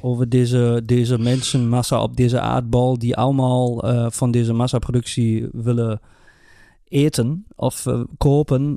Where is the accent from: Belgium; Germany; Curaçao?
Germany; bij ons in Duitsland